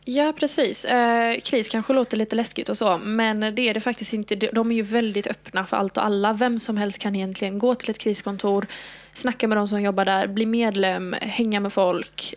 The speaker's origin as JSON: {"language": "Swedish", "town": "Halmstad", "region": "Halland County", "country": "Sweden", "moved": "as an adult", "lives_now": "Malmö, Sweden", "said": "jag är från Halmstad. Jag flyttade ner till Malmö då för att börja plugga för två och ett halvt år sedan"}